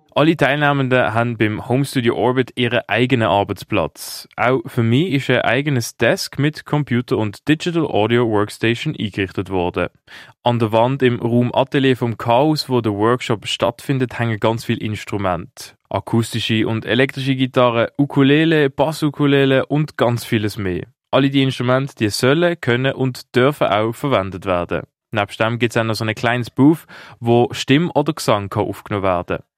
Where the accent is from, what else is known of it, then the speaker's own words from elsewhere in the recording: Basel, Basel-Stadt, Switzerland; ich komme aus Basel